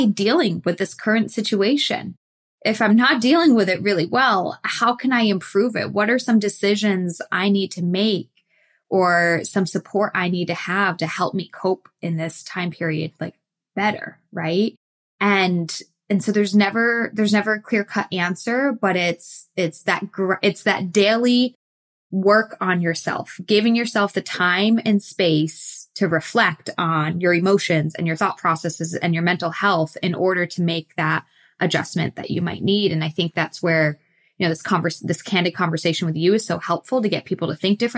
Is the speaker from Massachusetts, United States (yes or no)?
yes; Massachusetts, United States; moved away as an adult; now in Texas, United States; I grew up in Massachusetts, but the last decade or so I've been in southern, more warmer weather clients